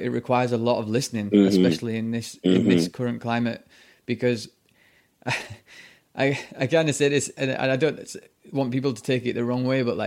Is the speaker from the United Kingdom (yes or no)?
yes; United Kingdom; I'm white from Britain